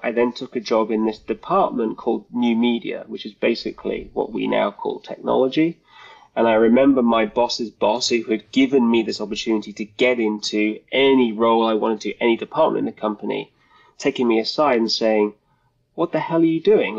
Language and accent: English; United Kingdom; also born or lived in London; I'm from the UK, as you may be able to tell by my accent.